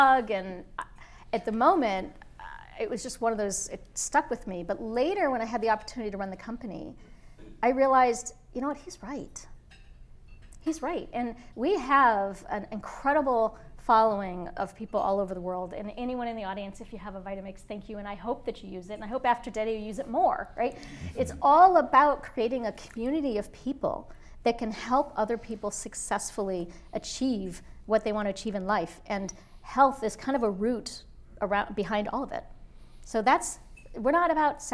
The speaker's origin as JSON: {"language": "English", "town": "Erie", "region": "Pennsylvania", "country": "United States", "tie": "born or raised there", "also_born_or_lived": "upstate New York", "said": "I was born in upstate New York, and I grew up in Erie, Pennsylvania"}